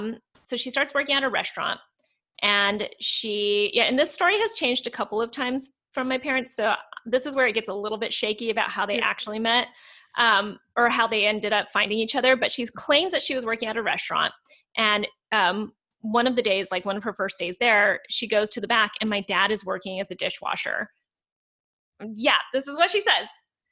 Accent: South Korea; born there; So she decides to have me in Korea. So I was born in Korea.

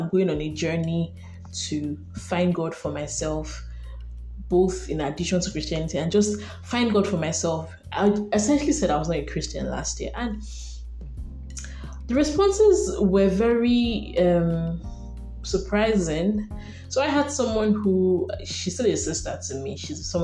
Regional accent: Nigeria; I'm a Nigerian woman and I carry a lot of identities in my soul, stemming primarily from Nigeria

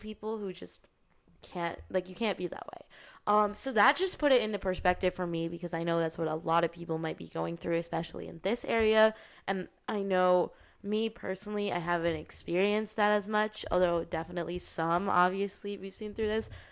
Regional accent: United States; I'm also, like, American

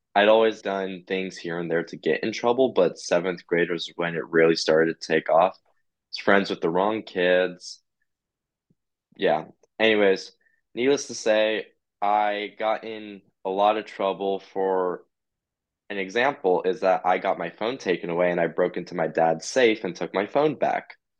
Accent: Idaho, United States; I'm from Idaho

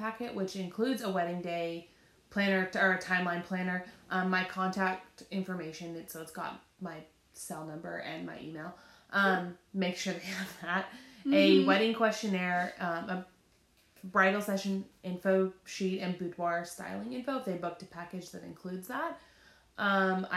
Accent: near Lake Tahoe, Northeastern California, United States; moved away; where I grew up in Northern California

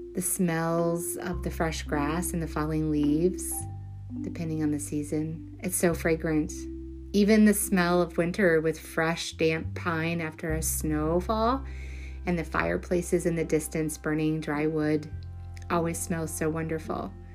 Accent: Kentucky, United States; moved away; I am from Kentucky

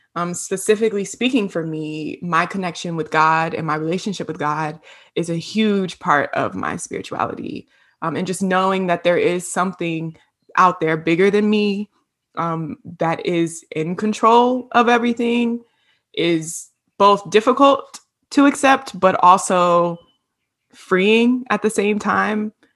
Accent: Hampton, Virginia, United States; moved away as an adult; now in Atlanta, United States; I'm originally from Virginia, Hampton, Virginia, seven five

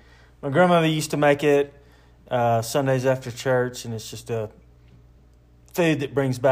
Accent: Troy, Alabama, United States; now in Colorado, United States; I'm Hannah's dad. I'm from Troy, Alabama.

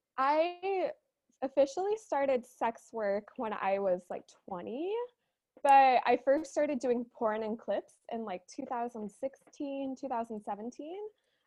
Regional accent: Chicago, Illinois, United States; I am from Chicago. Yeah, I usually don't talk about that, but I feel, I'm from Chicago.

